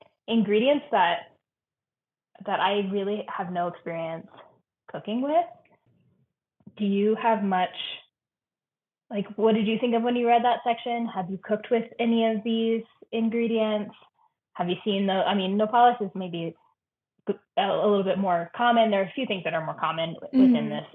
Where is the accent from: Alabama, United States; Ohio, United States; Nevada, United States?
Nevada, United States; moved away; I grew up in Nevada near where the Donner Party died